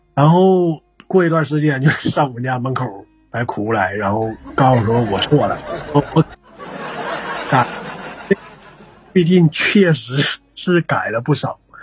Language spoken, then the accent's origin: Chinese; Northeast China, China; accent: Northeastern; 按照咱们东北话说